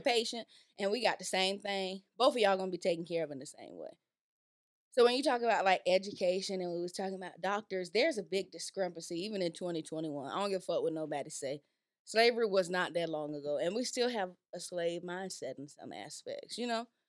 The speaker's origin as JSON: {"language": "English", "region": "Florida", "country": "United States", "tie": "born or raised there", "moved": "yes", "lives_now": "Georgia, United States", "said": "growing up in Florida"}